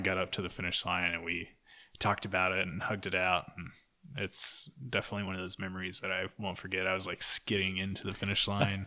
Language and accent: English; Durant, Oklahoma, United States; also born or lived in Stillwater, Oklahoma; I lived in Durant, Oklahoma for the longest time. I grew up there.